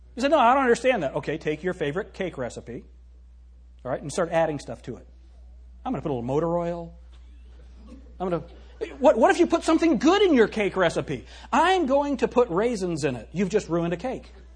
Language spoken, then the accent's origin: English; United States; being an American